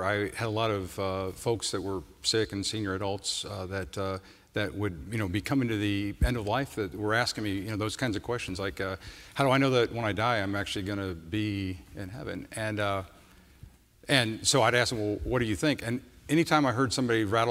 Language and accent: English; Midwest, United States; I'm from the Midwest, and I don't think I'd ever gone past Denver